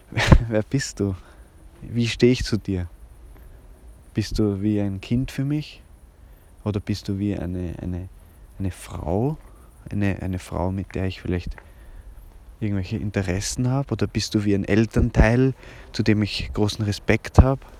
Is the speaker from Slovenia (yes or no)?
no; Vienna, Austria; ja, im, im, in Hernals, also eigentlich in Otterkring, aber wir sind da ja nicht so genau. Ich bin, bin ein waschechter Wiener. Mein Vater kommt aus der Steiermark, meine Mutter aus Ungarn, wienerischer geht es gar nicht.